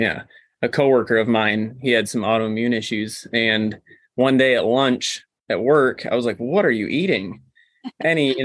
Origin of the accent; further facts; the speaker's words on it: Cadillac, Michigan, United States; I grew up in the Cadillac area, kind of close to where we are now